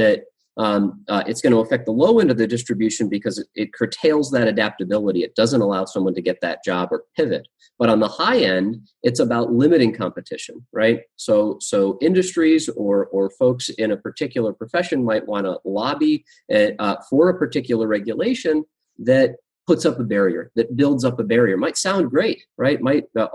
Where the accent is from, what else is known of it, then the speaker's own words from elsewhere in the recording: Massachusetts, United States; now in Nebraska, United States; I grew up in Massachusetts, a lot more regulations than in Nebraska, where I am now.